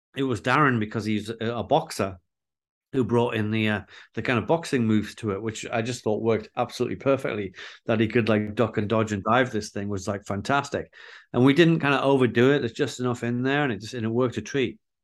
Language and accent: English; Newcastle upon Tyne, North East England, United Kingdom; growing up in Newcastle